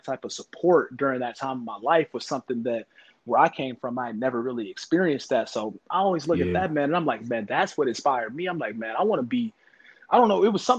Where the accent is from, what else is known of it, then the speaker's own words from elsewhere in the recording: Kansas City, Missouri, United States; moved away; I grew up in the Midwest in Kansas City, Missouri, for those who don't know. But I grew up in Kansas City, Missouri, and it's a different type of environment there. You know, I grew up around my own people